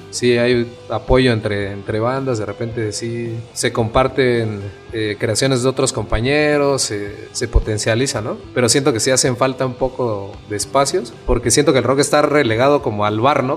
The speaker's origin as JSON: {"language": "Spanish", "region": "Oaxaca", "country": "Mexico", "said": "todos somos oaxaqueños"}